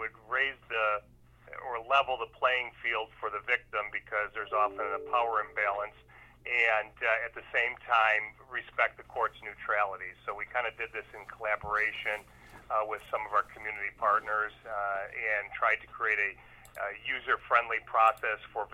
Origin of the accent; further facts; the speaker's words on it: North Tonawanda, New York, United States; also born or lived in Niagara Falls, New York / Rochester, New York; I'm from North Tonawanda, New York. I was born in Niagara Falls, but actually raised in North Tonawanda for my early life. Moved to Rochester in 1988